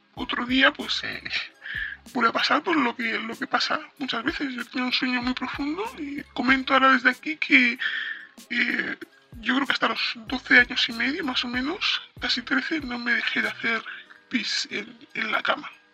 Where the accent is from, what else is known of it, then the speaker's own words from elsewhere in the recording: Spain; also born or lived in Morocco; venimos de Marruecos y nos hemos vivido a España desde que yo tenía ocho meses aproximadamente. Llevo viviendo aquí